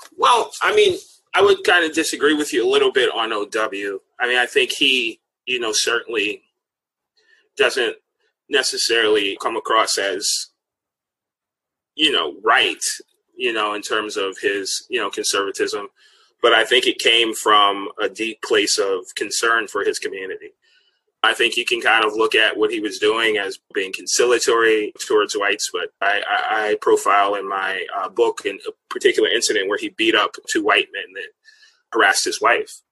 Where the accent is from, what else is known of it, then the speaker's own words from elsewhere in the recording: Washington, District of Columbia, United States; I grew up in Washington, D.C., and everybody called it Chocolate City when I was growing up